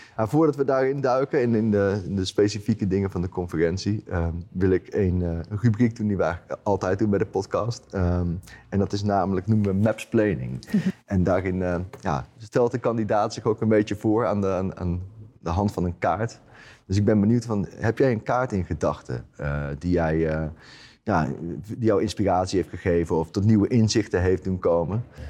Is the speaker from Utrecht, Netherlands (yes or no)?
yes; Utrecht, Netherlands; mijn ouders die, die zitten in Utrecht, dus ik kom uit Utrecht